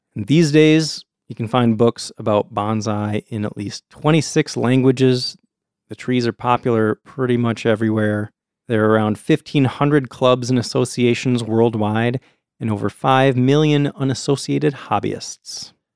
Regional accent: United States; we're American

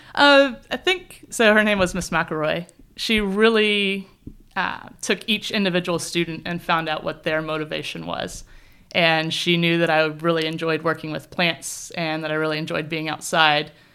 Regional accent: southern Indiana, United States; moved away as an adult; also born or lived in California; now in New Zealand; I grew up on a farm in the southern part of Indiana

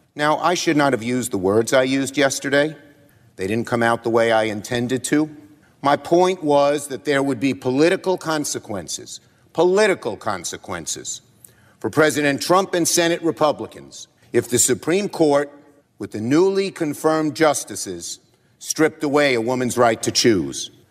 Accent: New York City, New York, United States; I'm from Brooklyn. We speak in strong language

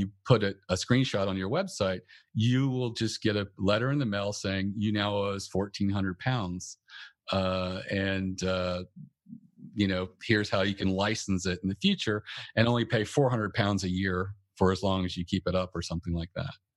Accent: North Carolina, United States; moved away as an adult; also born or lived in Northern Virginia / Washington, D.C. area; I'm originally from North Carolina, and that's where I moved up to the D C area.

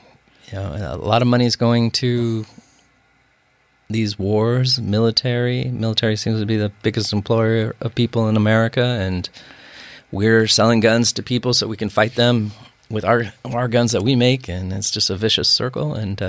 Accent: Bothell, Washington, United States; born or raised there

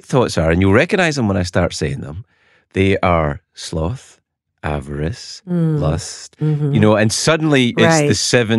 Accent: Scotland, United Kingdom; I'm not a Catholic, but I grew up in Scotland. There's a lot of Catholics around, and I have friends who are Catholics.

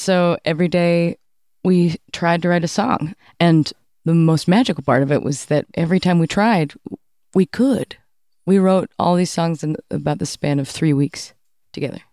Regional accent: Cambridge, Massachusetts, United States; I grew up in Cambridge, Massachusetts

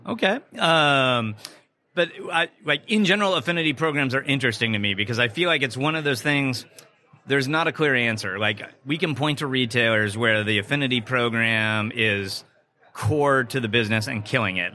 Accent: Southern California, United States; I grew up in Southern California

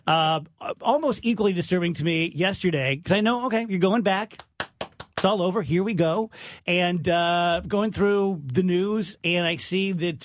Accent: South Roxana, Illinois, United States; I'm from South Roxana.

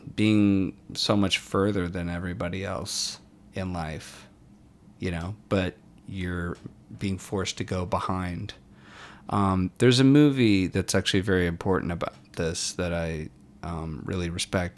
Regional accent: Warrenton, Virginia, United States; my hometown of Warrenton, Virginia

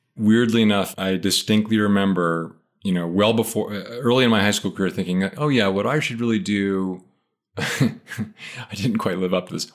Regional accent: Philadelphia, Pennsylvania, United States; moved away as an adult; also born or lived in Maine; I grew up, uh, in suburban Philadelphia, and I lived there all the way through till I left for college.

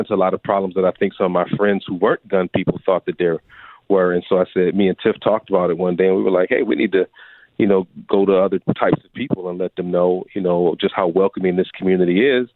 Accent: Buffalo, New York, United States; now in Tennessee, United States; I grew up in Buffalo, New York.

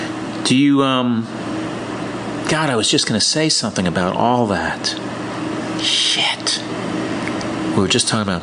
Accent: New York City, New York, United States; I'm from New York City

